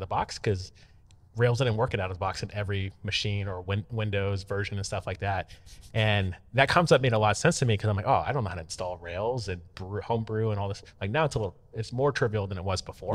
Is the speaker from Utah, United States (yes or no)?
no; Tampa, Florida, United States; Tampa, Florida, where my hometown